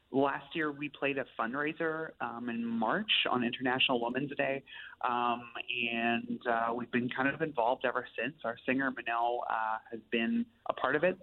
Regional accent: Steinbach, Manitoba, Canada; now in Winnipeg, Canada; I grew up in Steinbach, but live here in Winnipeg too now.

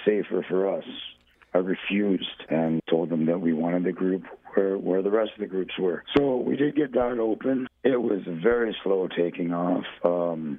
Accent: Hamilton, Ontario, Canada; moved away as an adult; now in Barrie, Canada; I am from Hamilton

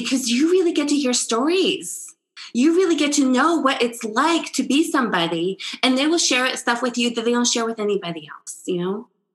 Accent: Czechia; also born or lived in Italy; now in United States; I was born in the Czech Republic under communism.

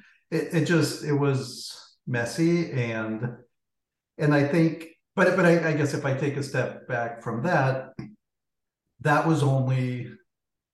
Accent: Guatemala; moved away; I grew up in Guatemala

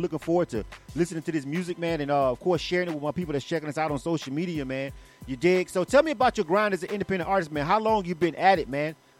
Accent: Panama City, Florida, United States; moved away as an adult; now in Atlanta, United States; I'm from Florida. I'm actually from Panama City. I'm born and raised. I'm an 850 boy.

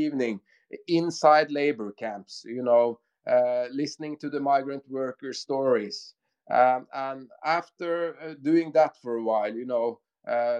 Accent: Norway; we are from Norway

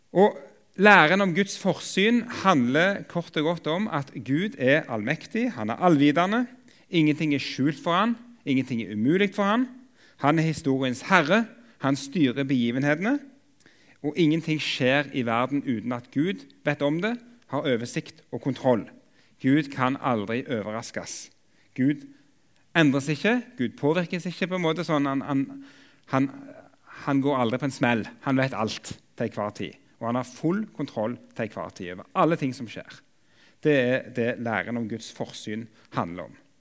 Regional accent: Jørpeland, Rogaland, Norway; now in Oslo, Norway; jeg kommer opprinnelig fra Jørpeland i Ryfylke

